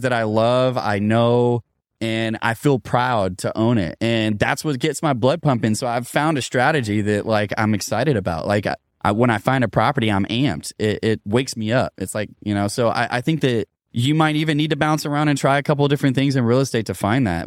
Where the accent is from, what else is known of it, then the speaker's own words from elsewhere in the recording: Louisville, Kentucky, United States; my hometown of Louisville, Kentucky